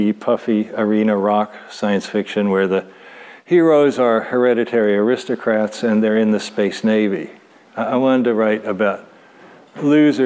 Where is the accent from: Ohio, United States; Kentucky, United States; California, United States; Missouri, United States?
Kentucky, United States; Louisville; moved away as an adult; I grew up in Louisville, Kentucky